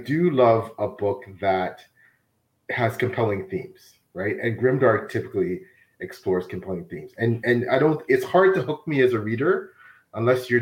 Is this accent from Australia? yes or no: no; Toronto, Ontario, Canada; I was born and raised in Toronto.